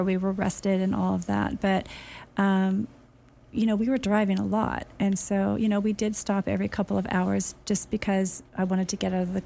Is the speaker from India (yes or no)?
no; Los Angeles, California, United States; I'm from LA, and my parents met in Pasadena